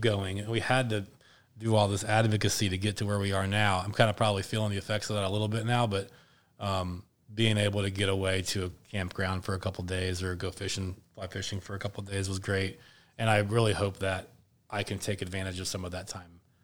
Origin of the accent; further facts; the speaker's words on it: Indianapolis, Indiana, United States; my hometown